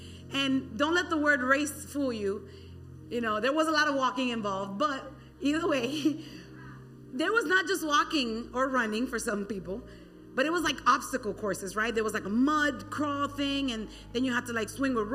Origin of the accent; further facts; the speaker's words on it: Miami, Florida, United States; born and raised in the county of Dade